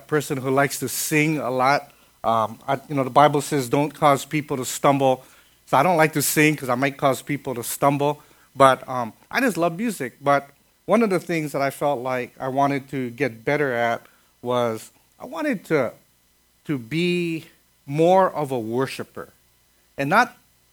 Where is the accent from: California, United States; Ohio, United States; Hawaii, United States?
Hawaii, United States; Kaneohe; I grew up in Kaneohe.